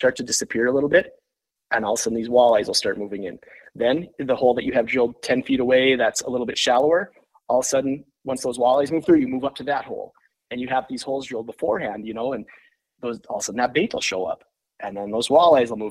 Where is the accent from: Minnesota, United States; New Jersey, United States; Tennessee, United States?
Minnesota, United States; Lake of the Woods; now in Park Rapids, United States; growing up on Lake of the Woods